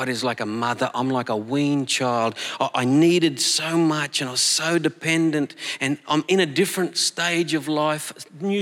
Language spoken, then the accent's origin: English; Collie, Western Australia, Australia; moved away; Collie, my hometown